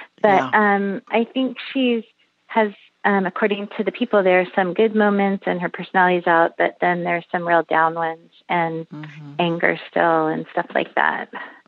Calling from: San Francisco Bay Area, California, United States; I'm calling from San Francisco Bay Area.

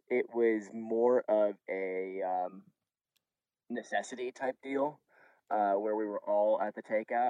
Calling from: Easton, Maryland, United States; Today I'm calling from near Easton, Maryland on the Chesapeake Bay.

